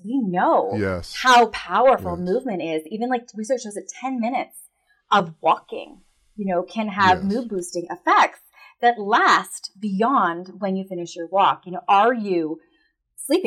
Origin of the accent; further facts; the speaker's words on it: Canada; I'm Canadian